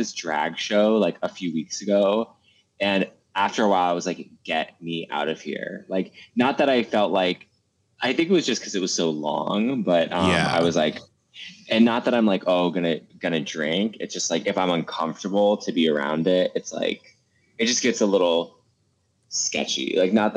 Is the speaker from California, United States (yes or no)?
no; Bedford, Massachusetts, United States; we would go to this restaurant in my town. I'm from Bedford, Massachusetts.